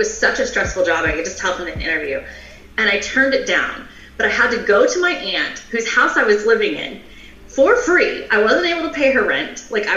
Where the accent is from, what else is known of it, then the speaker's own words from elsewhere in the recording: the South, United States; I'm from the South.